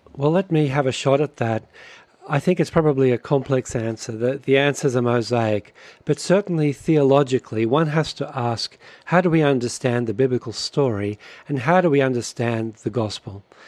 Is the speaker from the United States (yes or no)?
no; Australia; moved away as an adult; now in Canada; brothers, we grew up in Australia